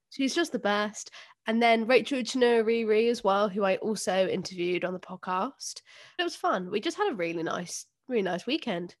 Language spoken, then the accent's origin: English; London, United Kingdom; I grew up in South London